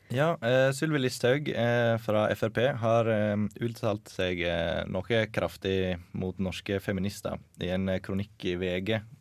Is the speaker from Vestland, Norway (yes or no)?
yes; Sogndal, Vestland, Norway; now in Trondheim, Norway; Jeg kommer fra Sogndal, bor i Trondheim